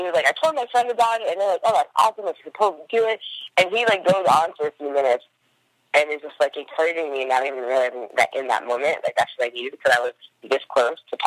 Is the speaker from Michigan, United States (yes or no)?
no; New Jersey, United States; moved away as an adult; also born or lived in Washington, D.C. / New York; now in Oakland, United States; I grew up in New Jersey with a Haitian mom and an African-American father